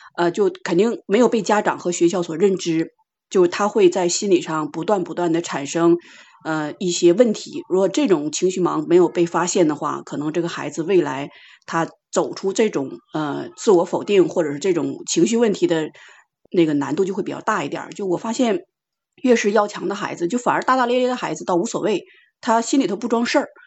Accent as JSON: {"language": "Chinese", "country": "China", "said": "就我们中国人说的话"}